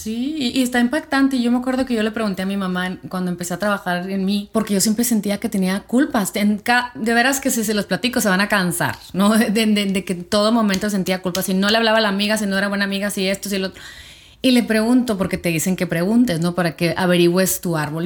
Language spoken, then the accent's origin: Spanish; Mexico; nosotros como latinas, como mexicanas